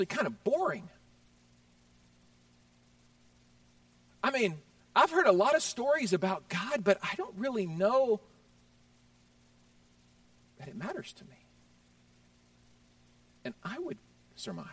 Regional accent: Houston, Texas, United States; I grew up in Houston, Texas

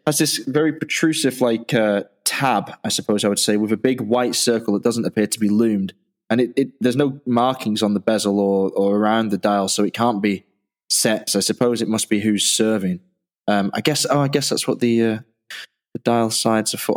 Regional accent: Manchester, North West England, United Kingdom; moved away; also born or lived in Dublin, Ireland / Yorkshire; a kid growing up in Manchester

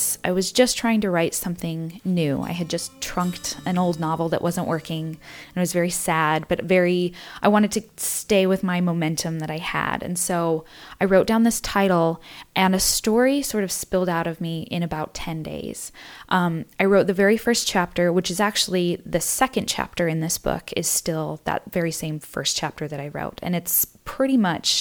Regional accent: Utah, United States; I grew up in Utah, where the dominant religion is the LDS Church.

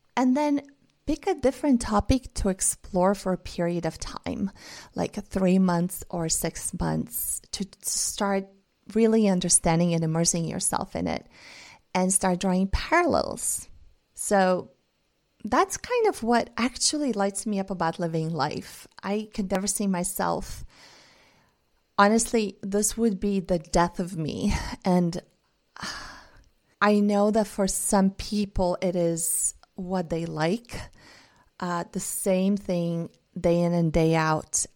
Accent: Bulgaria; first language Bulgarian and Russian; English is a second language; I grew up speaking two languages, Bulgarian and Russian, 'cause my mom is Russian. I grew up in Bulgaria.

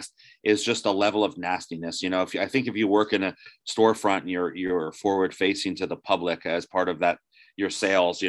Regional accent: New Jersey, United States; I was raised in New Jersey

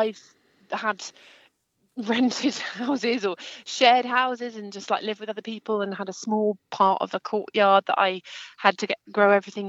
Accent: Kent, South East England, United Kingdom; moved away; also born or lived in Scotland; where I grew up in Kent. And then I've moved around a lot, lived in Scotland, lived in the southwest

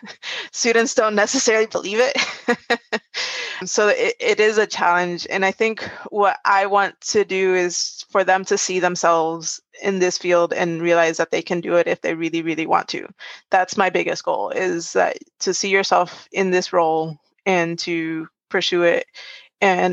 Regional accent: Puerto Rico; now in United States; I'm originally from Puerto Rico. So in the US, I'm an ethnic minority as well.

